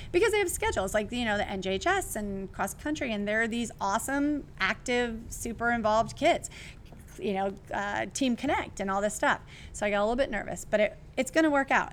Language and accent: English; California, United States; I'm from California